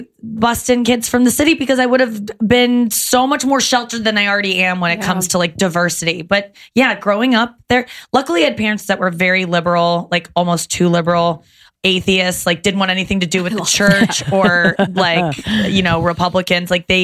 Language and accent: English; Loveland, Ohio, United States; I grew up in in Loveland